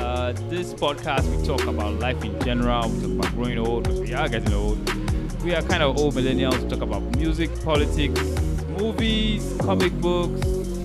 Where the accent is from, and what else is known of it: Lagos, Nigeria; born or raised there; also born or lived in Delta State